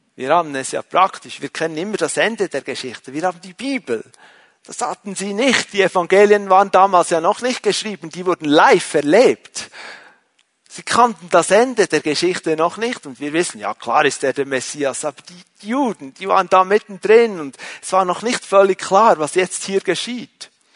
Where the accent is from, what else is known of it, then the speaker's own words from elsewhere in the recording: Switzerland; ich bin ein Schweizer